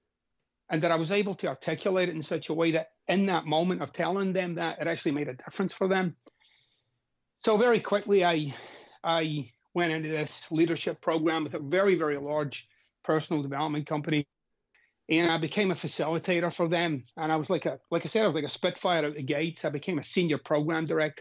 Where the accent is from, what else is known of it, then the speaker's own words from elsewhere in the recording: Glasgow, Scotland, United Kingdom; I'm Scottish, of course, and I'm from Glasgow, Scotland.